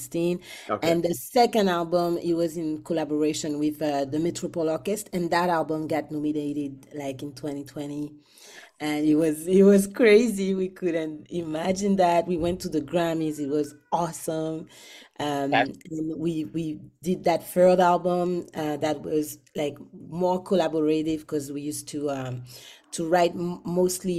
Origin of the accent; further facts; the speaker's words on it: Guadeloupe; moved away as an adult; now in Montreal, Canada; I'm from Guadeloupe, but I've been based in Montreal for a very long time.